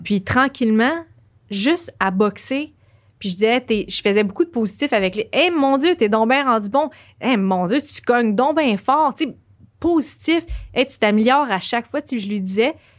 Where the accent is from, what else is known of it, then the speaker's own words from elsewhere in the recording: Joliette, Quebec, Canada; moved away as an adult; now in Montreal, Canada; je viens de Joliette.